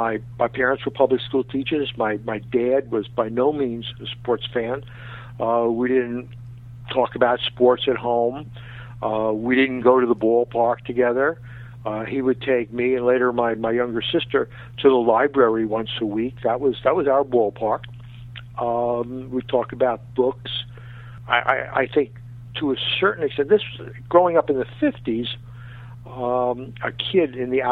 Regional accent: Queens, New York, United States; I mean, all my friends from Queens, you know, were amazed and amused that I became the sports writer.

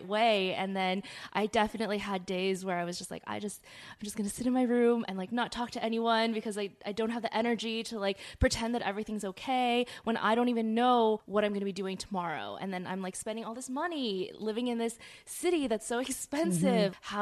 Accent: Arcadia, California, United States; moved away as an adult; now in New York, United States; I grew up in SoCal as well, never lived in LA proper

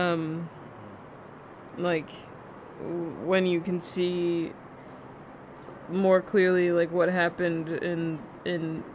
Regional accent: Garner, North Carolina, United States; also born or lived in Rhode Island; now in Texas, United States; in elementary school in North Carolina, because I grew up in North Carolina

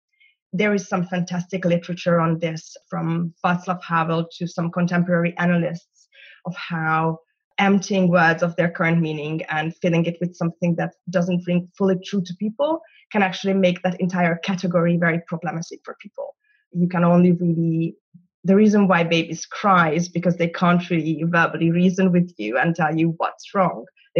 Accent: Budapest, Hungary; moved away as an adult; now in London, United Kingdom; So I'm originally Hungarian. I'm from Budapest, from the Pest side, which is very important for very complicated identity reasons. And I moved to the UK. So I live in London now. I moved here 5.5 years ago.

